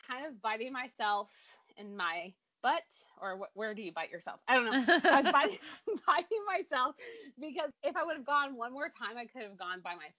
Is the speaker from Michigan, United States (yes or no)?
yes; Grand Rapids, Michigan, United States; born there; now in Detroit, United States; I am from all over, currently living in Michigan, which is actually where I was born. I was born in Grand Rapids, but now I live in the Detroit area.